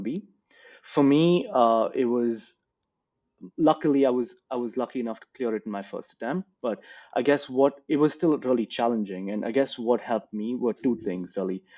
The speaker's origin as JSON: {"language": "English", "town": "Bangalore", "region": "Karnataka", "country": "India", "tie": "born or raised there", "moved": "as an adult", "lives_now": "Australia", "said": "I grew up in Bangalore"}